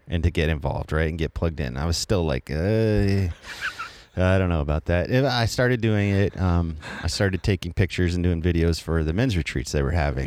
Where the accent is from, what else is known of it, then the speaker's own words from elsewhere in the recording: Colorado, United States; I'm from Colorado